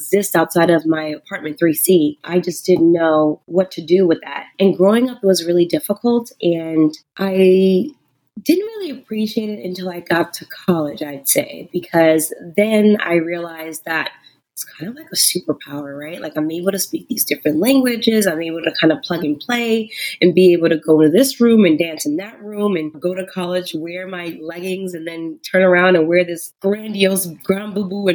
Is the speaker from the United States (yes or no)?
yes; New York City, New York, United States; moved away as an adult; I grew up in Harlem